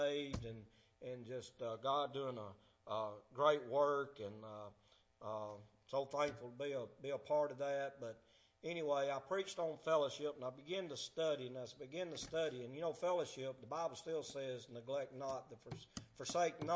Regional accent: Alabama, United States; also born or lived in Helena, Arkansas; I'm from Alabama

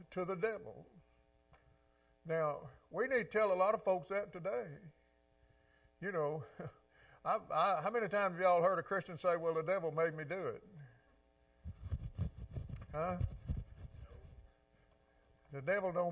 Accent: Mississippi Delta, United States; I grew up in the Delta too, just on the other side of the river

